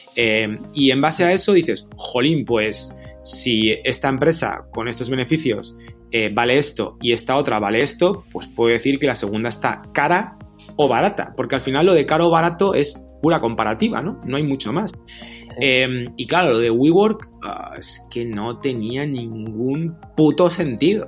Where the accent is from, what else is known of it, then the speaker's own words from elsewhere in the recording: Madrid, Community of Madrid, Spain; also born or lived in Galicia; He nacido en Madrid, Galicia, por supuesto